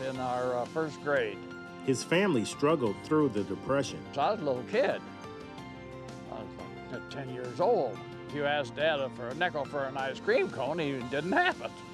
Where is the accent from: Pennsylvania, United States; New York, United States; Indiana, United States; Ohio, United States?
Ohio, United States; Lexington; I was raised in Lexington, Ohio, small village.